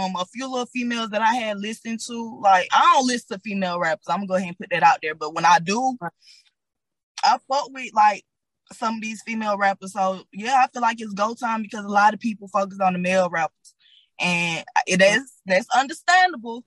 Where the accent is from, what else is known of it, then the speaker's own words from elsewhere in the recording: Atlanta, Georgia, United States; also born or lived in Decatur, Georgia / Henry County, Georgia; I'm from Decatur, but I was raised on the South Side